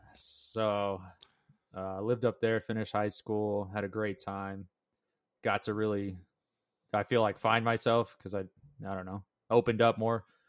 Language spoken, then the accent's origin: English; Las Vegas, Nevada, United States; now in Las Vegas, United States; I was born in Las Vegas, and I met Jared in middle school.